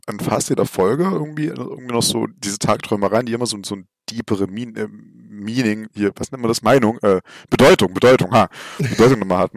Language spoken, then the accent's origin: German; Saxony, Germany; Ich komme aus Sachsen, so, da ist es alles ein bisschen schwieriger mit der Polizei hier.